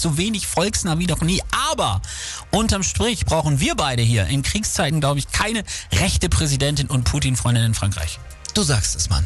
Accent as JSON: {"language": "German", "country": "Germany", "said": "hier bei uns in Deutschland"}